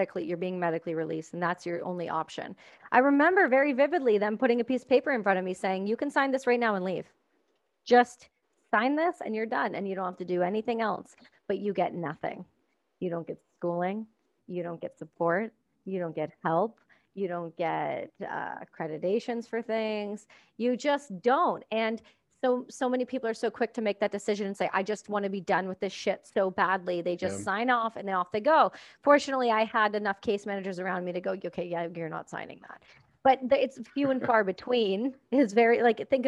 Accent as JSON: {"language": "English", "country": "Canada", "said": "I'm Canadian"}